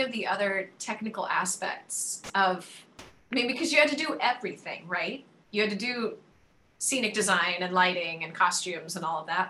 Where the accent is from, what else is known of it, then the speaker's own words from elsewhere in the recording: Columbus, Ohio, United States; I am from Columbus.